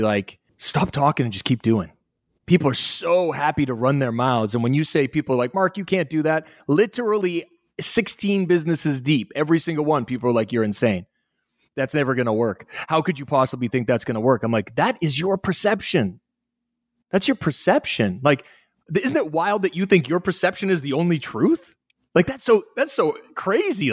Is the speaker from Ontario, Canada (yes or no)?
no; Halifax, Nova Scotia, Canada; accent: North American; moved away; also born or lived in Australia; I'm from Halifax, Nova Scotia